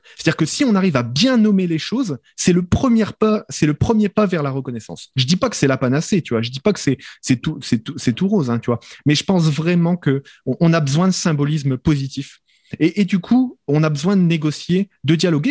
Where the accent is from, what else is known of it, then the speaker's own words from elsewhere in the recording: France; moved away; je suis français de France